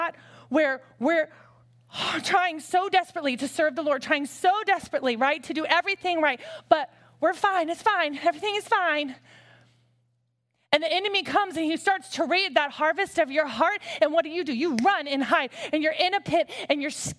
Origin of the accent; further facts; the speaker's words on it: Hampton, Virginia, United States; I grew up in Hampton, Virginia